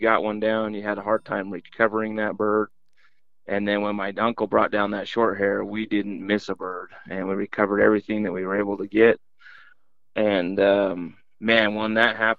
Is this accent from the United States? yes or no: yes; southern Utah, United States; Born and raised in Utah, southern Utah.